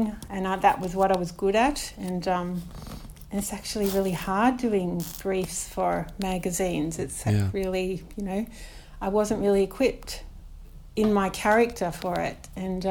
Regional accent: Melbourne, Victoria, Australia; also born or lived in St Kilda; I grew up in a little kind of sleepy little suburb down the road called Parkdale. It was probably about 10 minutes from the beach. And we live on Port Phillip Bay here

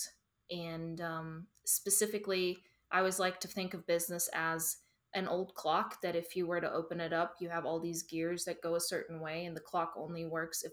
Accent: Germany; moved away as an adult; also born or lived in Duncan, South Carolina; now in United States; I'm originally from Germany. I worked in corporate after high school

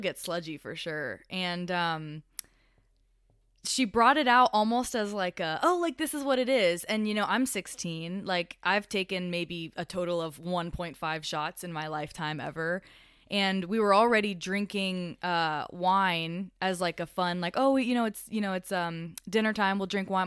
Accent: Colorado, United States; also born or lived in Miami, Florida; I'm from Colorado

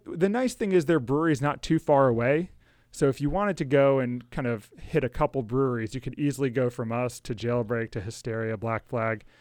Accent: Rockville, Maryland, United States; I grew up in Rockville with Alex

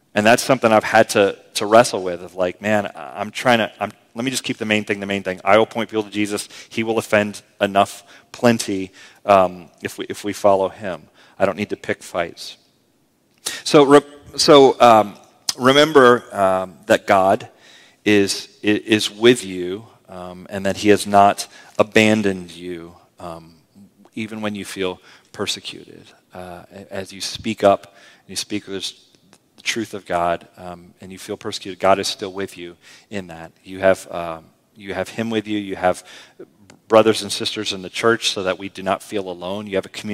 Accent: United States; I'm pretty American this way.

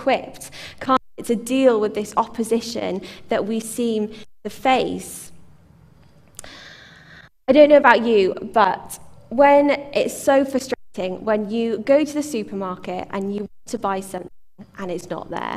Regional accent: United Kingdom; as British people.

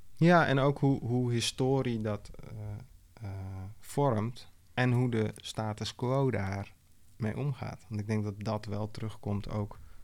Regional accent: Amsterdam, North Holland, Netherlands; de buurt waar ik ben opgegroeid, Oosterparkbuurt.

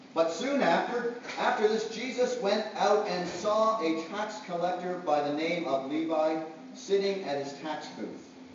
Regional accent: Canada; I'm Canadian.

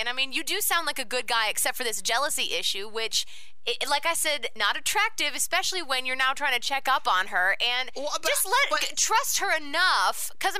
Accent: South Carolina, United States; from South Carolina.

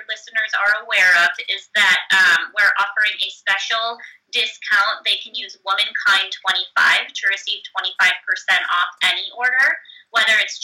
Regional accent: Chicago, Illinois, United States; moved away as an adult; now in Seattle, United States; I grew up in Chicago and, you know, lived and worked in the Midwest for almost 8 years before moving out to Seattle

